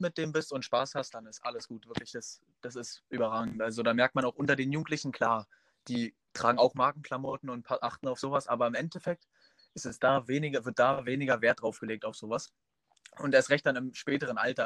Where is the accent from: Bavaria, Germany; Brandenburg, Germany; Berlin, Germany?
Brandenburg, Germany; Groß Lindow; Ich komme aus Großlindow. Das ist ein kleines Örtchen an der Grenze zu Polen in Brandenburg